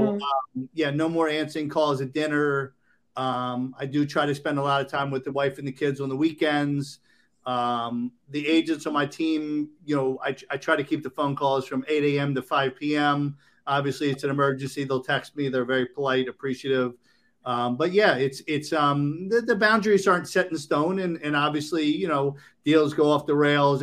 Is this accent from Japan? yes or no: no; Maryland, United States; also born or lived in Boca Raton, Florida; now in Palm Beach County, Florida, United States; originally from Maryland